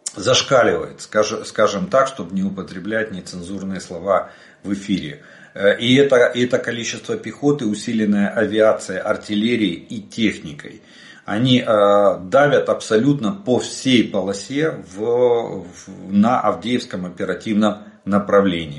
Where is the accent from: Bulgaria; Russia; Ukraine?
Ukraine; мы из Украины